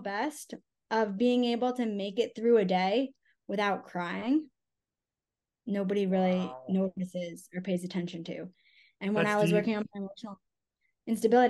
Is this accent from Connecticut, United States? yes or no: yes; Connecticut, United States; moved away; also born or lived in Salt Lake City, Utah; my husband and I, and we are both from Connecticut